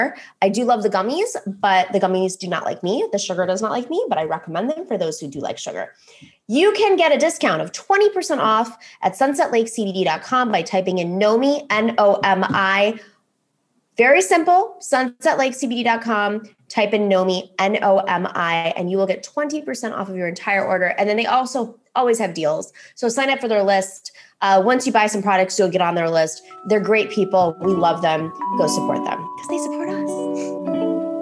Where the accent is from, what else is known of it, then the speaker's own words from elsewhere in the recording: Buffalo, New York, United States; now in Greece; growing up in Buffalo, we'd get them every once in a while